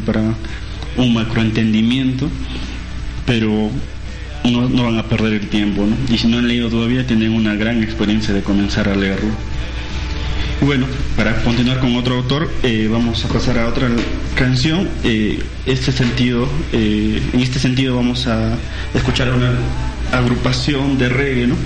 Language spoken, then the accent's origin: Spanish; Peru; entendernos como nación peruana